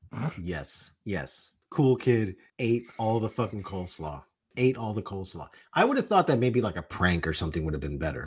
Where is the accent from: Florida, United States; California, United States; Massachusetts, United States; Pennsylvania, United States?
Florida, United States; Miami; also born or lived in New York; I was born in New York, I was raised in Miami